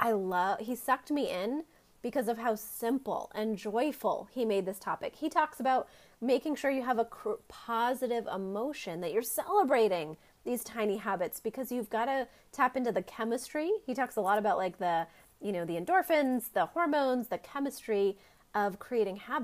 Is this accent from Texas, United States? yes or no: no; Maine, United States; my home state of Maine